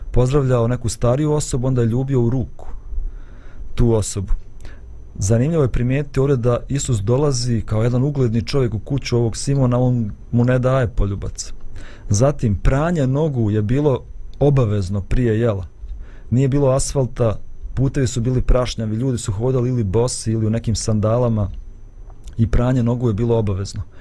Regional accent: Bosnia & Herzegovina; kod nas u Bosni kad neko dođe, pa to je odma večera, ručak, sjedi za sto da jedeš

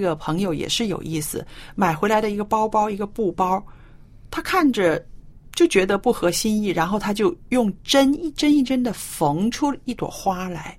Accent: China; 我们中国人呢，是很善于欣赏还有表扬孩子们的

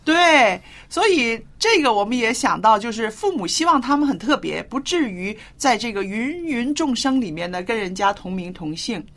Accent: China

